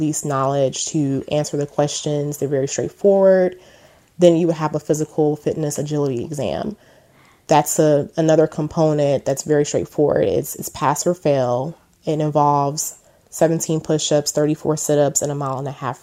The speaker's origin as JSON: {"language": "English", "region": "Texas", "country": "United States", "tie": "born or raised there", "also_born_or_lived": "Houston, Texas / Washington, D.C. area", "moved": "as an adult", "said": "I'm originally from Texas. I grew up in a small town about 2.5 hours outside of Houston. We later moved to Houston, where I lived and graduated from high school from"}